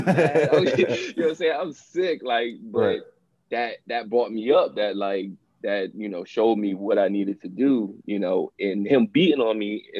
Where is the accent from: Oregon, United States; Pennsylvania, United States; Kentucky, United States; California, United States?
Pennsylvania, United States; Chester; also born or lived in Delaware; I'm from Chester